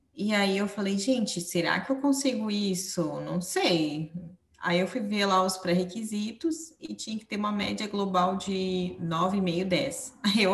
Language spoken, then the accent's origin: Portuguese; São Paulo, Brazil; moved away as an adult; now in Portugal; eu sou de São Paulo também, também sou paulistana